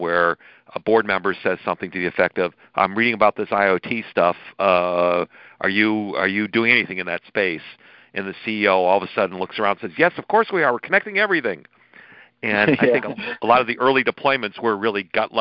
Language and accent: English; United States; accent: American; they call it Americano when they hear my accent when I arrive in London